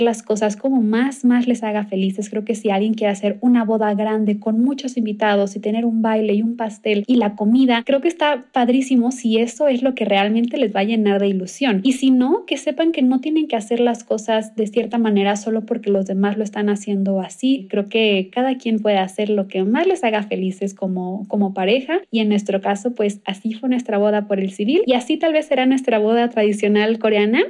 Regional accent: Cancún, Quintana Roo, Mexico; en Cancún, de donde yo soy

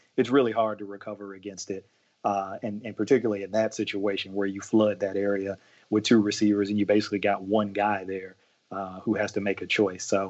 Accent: Ohio, United States; I am from Ohio, from a family of Browns fans in Ohio

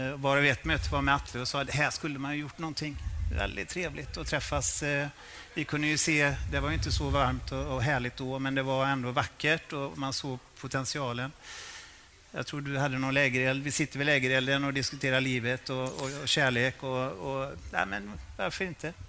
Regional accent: Borås, Västra Götaland, Sweden; jag är från Borås.

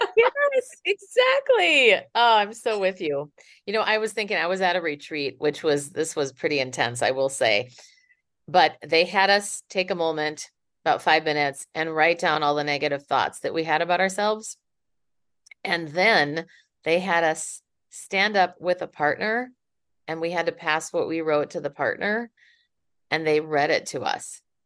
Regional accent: Minneapolis, Minnesota, United States; now in San Francisco, United States; I am originally from Minneapolis, but now I live in San Francisco.

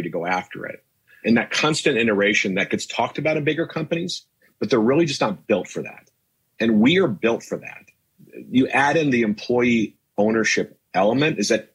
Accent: Cincinnati, Ohio, United States; I was born in Cincinnati

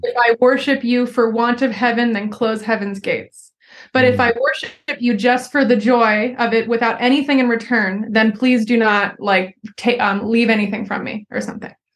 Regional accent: Philadelphia, Pennsylvania, United States; moved away as an adult; also born or lived in Southern California / Sweden; I grew up outside of Philadelphia in like a suburb right outside the city

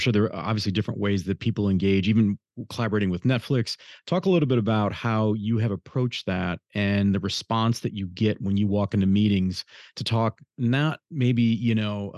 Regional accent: Detroit, Michigan, United States; My hometown

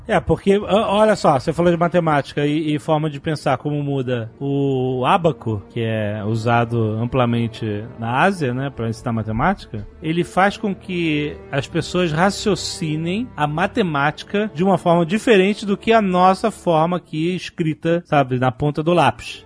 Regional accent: Rio de Janeiro, Brazil; carioca, que nem eu

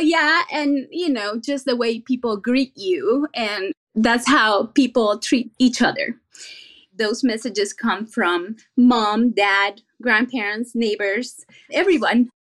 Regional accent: Venezuela; now in San Jose, United States; I was born and raised in Venezuela, and my country is well known for three things

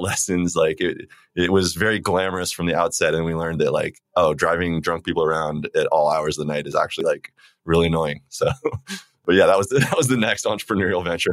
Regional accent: Phoenix, Arizona, United States; I grew up in Phoenix, Arizona

